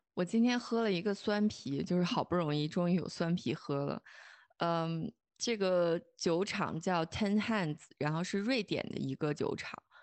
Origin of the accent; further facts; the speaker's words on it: China; moved away as an adult; now in Germany; 我们中国人